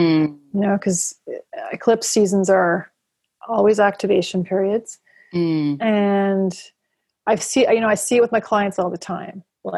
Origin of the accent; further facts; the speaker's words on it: United Kingdom; oh, it's okay, I'm a British white guy, but I can participate in Buddhism